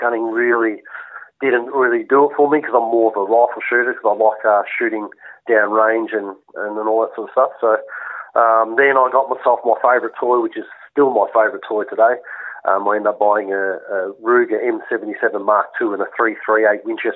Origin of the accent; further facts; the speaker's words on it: Vermont, Victoria, Australia; also born or lived in Western Australia; I grew up in Vermont for the first 20 years of my life. I spent 3 years in WA, then I came back in 96